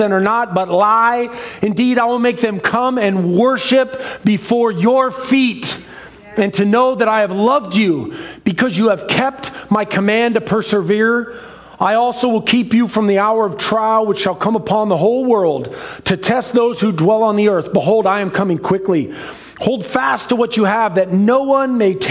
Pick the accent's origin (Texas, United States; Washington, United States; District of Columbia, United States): Washington, United States; Seattle; I grew up in Ballard, the center of the universe